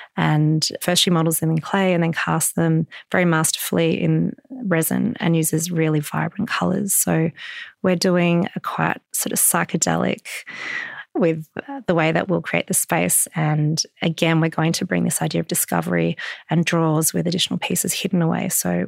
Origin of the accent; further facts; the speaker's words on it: Melbourne, Victoria, Australia; I grew up in Melbourne and I have lots of memories of walking through the Royal Arcade as a child.